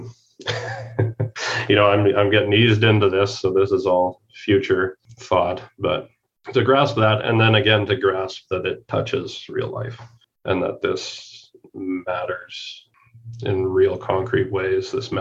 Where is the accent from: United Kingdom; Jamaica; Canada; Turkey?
Canada; moved away as an adult; now in United States; We are Canadian